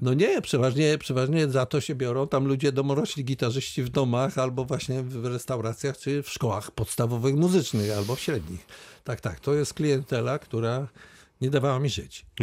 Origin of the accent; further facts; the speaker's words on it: Wałbrzych, Lower Silesian Voivodeship, Poland; urodziłem w Wałbrzychu